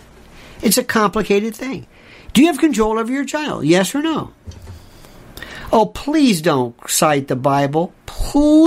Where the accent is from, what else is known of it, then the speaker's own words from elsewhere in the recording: Tampa, Florida, United States; growing up in Florida, in Tampa, we had a lot of Cubans